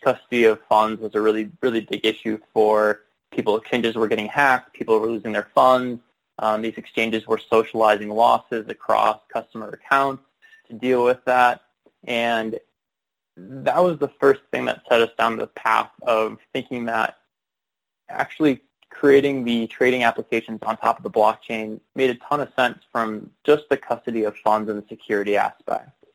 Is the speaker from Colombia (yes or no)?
no; Chicago, Illinois, United States; moved away as an adult; also born or lived in Bellingham, Washington; I grew up in the Chicago, Illinois suburbs